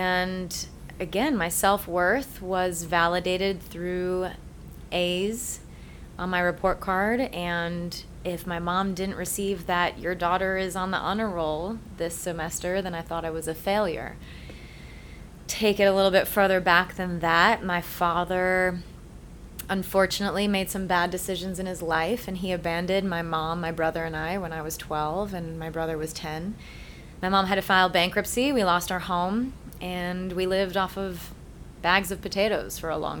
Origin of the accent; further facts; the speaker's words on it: Rhode Island, United States; I grew up in Rhode Island. Typical Irish Catholic, born and bred